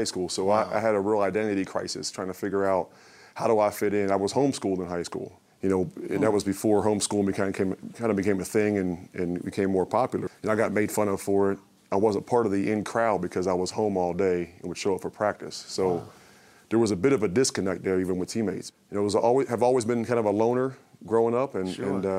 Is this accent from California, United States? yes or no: no; Pittsburgh, Pennsylvania, United States; I grew up in Pittsburgh